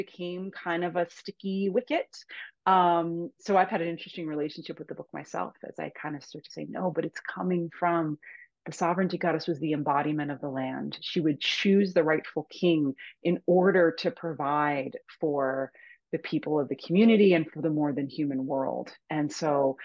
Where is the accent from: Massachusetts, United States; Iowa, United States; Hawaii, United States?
Massachusetts, United States; Cape Cod; now in Hudson Valley, New York, United States; Cape Cod, Massachusetts, where I'm from originally